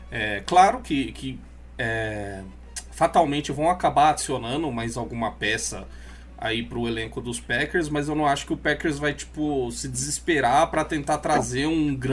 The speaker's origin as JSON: {"language": "Portuguese", "region": "Rio de Janeiro", "country": "Brazil", "tie": "born or raised there", "said": "eu cresci lá no Rio"}